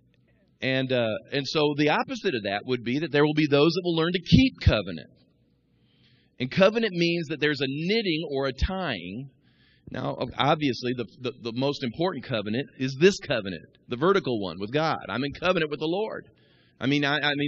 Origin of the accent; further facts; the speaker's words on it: Kansas City, United States; moved away; also born or lived in Midwest; I grew up in Kansas City watching the Royals